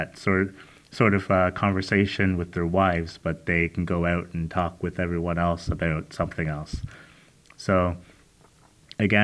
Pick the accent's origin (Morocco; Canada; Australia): Canada; on behalf of myself, Drake, and all the other Canadians that listen to this show